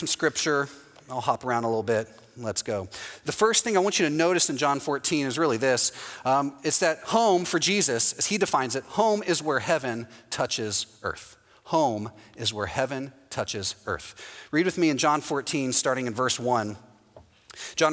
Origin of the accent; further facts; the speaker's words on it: Houston, Texas, United States; now in Orlando, United States; Houston, my hometown, is the same way